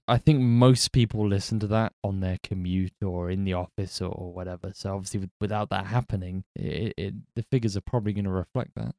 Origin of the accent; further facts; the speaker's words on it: United Kingdom; I'm British